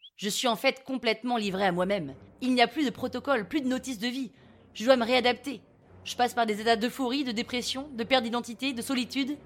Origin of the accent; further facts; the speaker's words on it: Toulouse, Occitania, France; accent: Toulouse accent; moved away as an adult; also born or lived in Chongqing; je décide de rentrer à Toulouse. D'où mon accent, que vous n'entendez pas là tout de suite, mais je vous jure qu'en vrai j'en ai un.